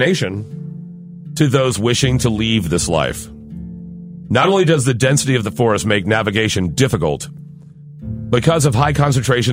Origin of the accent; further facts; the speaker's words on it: Florida, United States; I'm from Florida